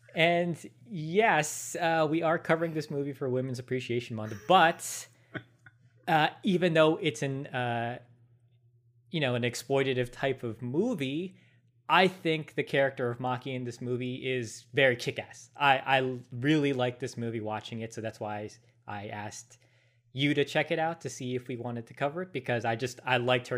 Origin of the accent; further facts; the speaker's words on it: United States; We're Americans.